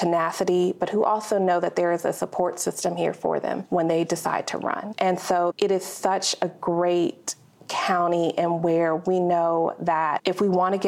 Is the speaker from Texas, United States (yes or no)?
yes; Dallas, Texas, United States; I'm born and raised in Dallas, Texas